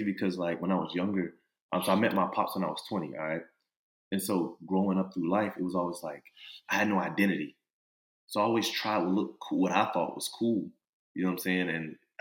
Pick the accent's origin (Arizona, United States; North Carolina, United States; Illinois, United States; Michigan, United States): North Carolina, United States; Louisburg; I'm from a small town called Lewisburg. It's near Raleigh